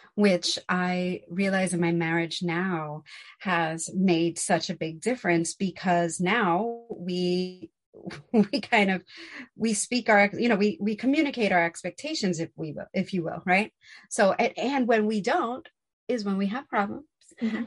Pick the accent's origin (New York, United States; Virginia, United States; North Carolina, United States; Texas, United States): New York, United States; New York City; growing up in New York City, because he grew up in Manhattan as well. So growing up in New York City, we lived in apartments